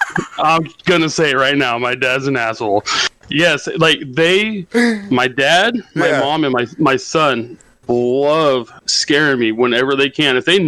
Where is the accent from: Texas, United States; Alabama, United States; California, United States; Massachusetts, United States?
California, United States; Northern; born or raised there